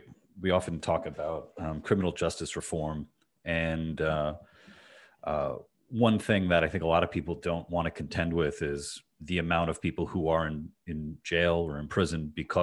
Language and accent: English; United States; I'm a libertarian. I'm an American libertarian.